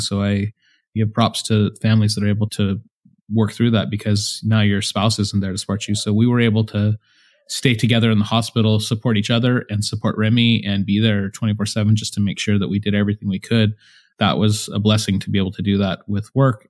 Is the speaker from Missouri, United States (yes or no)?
no; San Jose, California, United States; moved away as an adult; We were both born and raised in San Jose, California